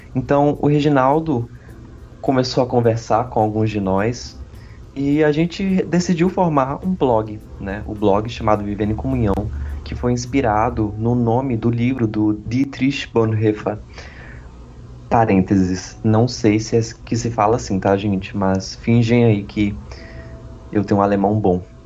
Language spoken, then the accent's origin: Portuguese; Olímpia, São Paulo, Brazil; also born or lived in Ribeirão Preto; Eu sou de Olímpia ou de Ribeirão Preto, depende se eu tô tendo aula presencial ou não